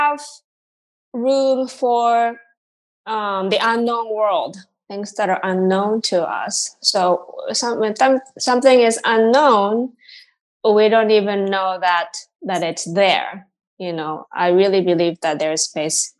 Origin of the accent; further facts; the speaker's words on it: Tokyo, Japan; moved away as an adult; also born or lived in Massachusetts / Boston; now in New York, United States; my home, Tokyo, you know, so it's been 20 years away from my home country